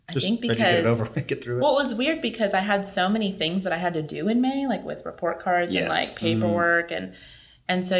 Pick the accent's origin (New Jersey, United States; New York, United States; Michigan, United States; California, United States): California, United States; moved away; I'm from California, so I don't have any family here